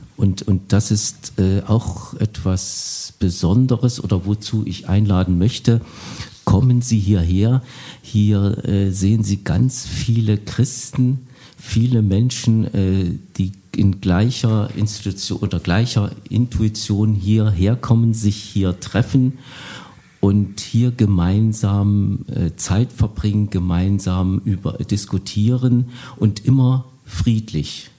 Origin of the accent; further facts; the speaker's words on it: Bad Langensalza, Thuringia, Germany; ich komme aus Bad Langensalza, einer Kleinstadt unweit von Erfurt.